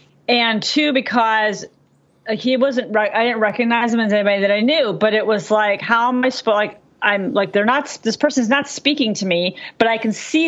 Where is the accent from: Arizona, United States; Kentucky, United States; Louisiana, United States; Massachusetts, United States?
Massachusetts, United States; Boston; I'm actually I consider myself from Boston. So that's a whole nother conversation. Oh, wow. I mean, I grew up in Boston.